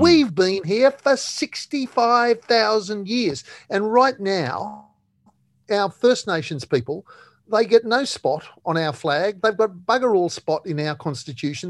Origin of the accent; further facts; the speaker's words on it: Australia; I am, you are, we are Australian